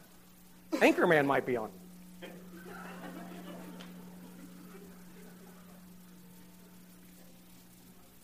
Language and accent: English; Southern Ohio, United States; I grew up in Southern Ohio. I live in Southern Ohio